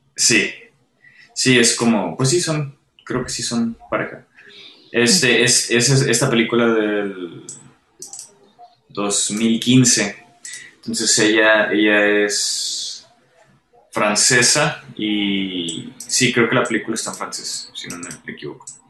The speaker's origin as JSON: {"language": "Spanish", "country": "Mexico", "said": "como mexicanos"}